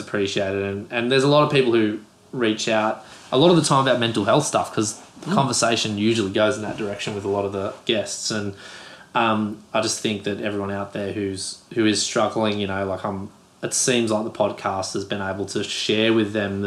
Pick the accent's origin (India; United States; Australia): Australia; as an Aussie